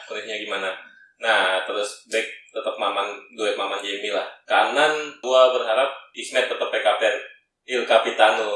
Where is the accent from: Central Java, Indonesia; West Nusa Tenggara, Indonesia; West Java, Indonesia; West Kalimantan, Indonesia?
West Java, Indonesia; Bogor Regency; rumah gue juga waktu itu masuk masuk di kabupaten Bogor